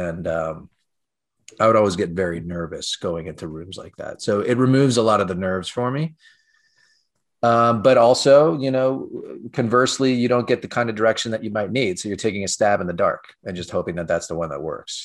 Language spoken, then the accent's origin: English; California, United States; now in New York, United States; I'm originally from California